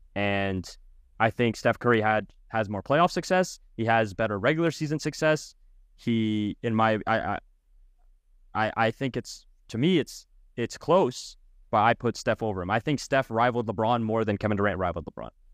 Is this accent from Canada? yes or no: yes; Canada; I am Canadian